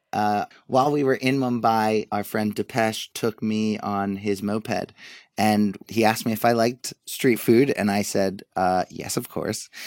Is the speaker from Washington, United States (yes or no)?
no; Wilmington, Delaware, United States; now in New York, United States; I grew up in a town that probably not many people know of, but, uh, Wilmington, Delaware